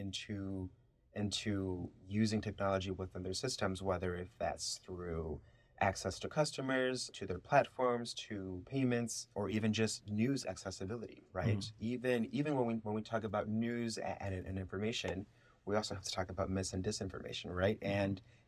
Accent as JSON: {"language": "English", "town": "Chicago", "region": "Illinois", "country": "United States", "tie": "born or raised there", "first_language": "Spanish", "second_language": "English", "moved": "as an adult", "said": "my experience growing up in Chicago"}